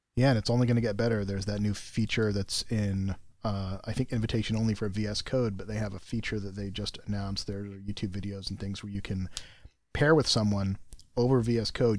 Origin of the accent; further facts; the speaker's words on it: United States; I'm American